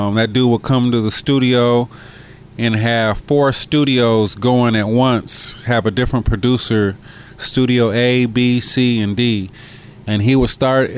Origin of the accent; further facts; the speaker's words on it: San Diego, California, United States; I was that kid from San Diego